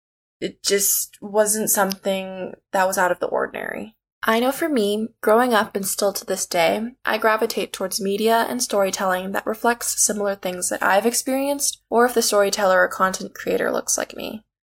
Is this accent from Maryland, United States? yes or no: no; Oahu, Hawaii, United States; Originally, I'm from the island of Oahu.